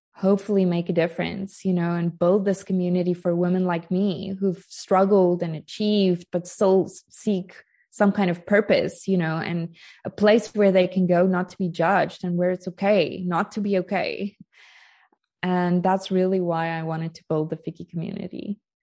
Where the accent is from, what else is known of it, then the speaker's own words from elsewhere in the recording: South Africa; moved away as an adult; now in Portugal; I'm joining you from Portugal, but I am South African. I've only been living in Portugal for three and a half years.